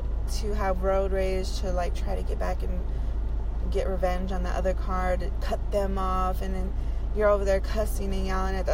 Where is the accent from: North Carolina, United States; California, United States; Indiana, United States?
Indiana, United States; now in Las Vegas, United States; I'm from Indiana